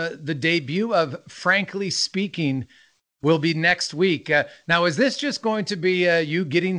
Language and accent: English; Canada; also born or lived in St. Albert, Alberta; I'm Canadian, living in St. Albert, just outside of Edmonton.